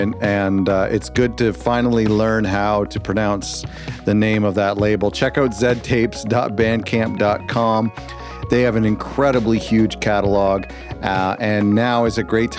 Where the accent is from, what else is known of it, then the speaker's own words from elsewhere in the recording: Canada; I'm Canadian and I say Zed